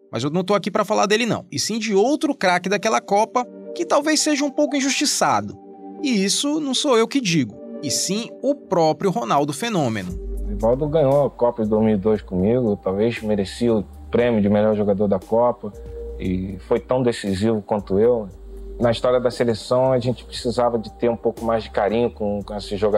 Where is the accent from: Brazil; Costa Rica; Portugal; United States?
Brazil; Northeast Region; Acho que porque eu sou do Nordeste, então sempre sou criticado por isso.